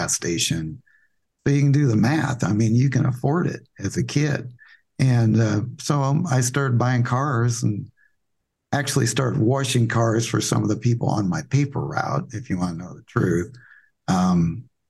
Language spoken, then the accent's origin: English; Des Moines, Iowa, United States; I'm from Des Moines, Iowa. I grew up in a middle-class neighborhood in the south side of Des Moines, Iowa